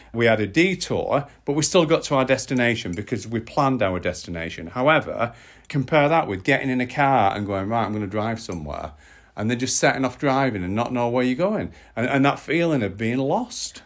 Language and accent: English; United Kingdom; as the British public